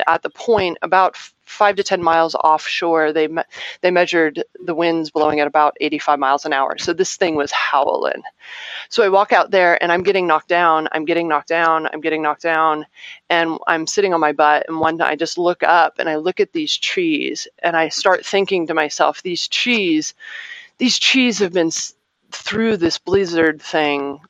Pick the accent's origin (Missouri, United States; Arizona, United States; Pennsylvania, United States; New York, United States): Arizona, United States; I'm from Arizona